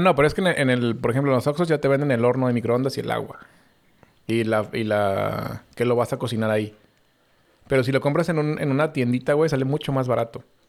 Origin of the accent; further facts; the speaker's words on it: Mexico; nosotros somos los hijos de Estados Unidos que no queremos ser sus hijos